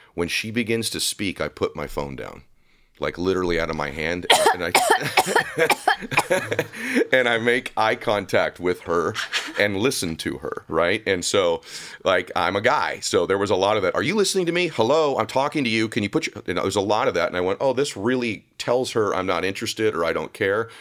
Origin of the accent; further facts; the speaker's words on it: Diamond Bar, California, United States; also born or lived in Boston; So I grew up in Southern California, grew up in a town called Diamond Bar